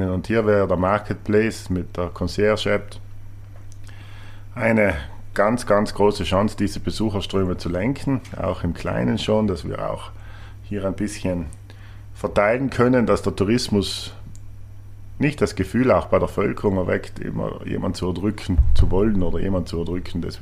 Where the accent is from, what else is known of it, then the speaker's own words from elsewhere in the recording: Trentino-Alto Adige, Italy; Und alles das hat er damals aufgezählt und alles war für uns selbstverständlich oder für mich als Südtiroler irgendwie.